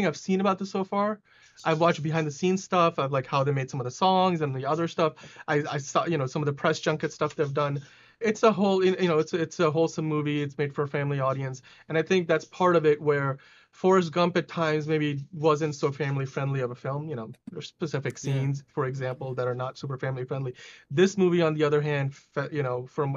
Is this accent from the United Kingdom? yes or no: no; Pakistan; I'm from Pakistan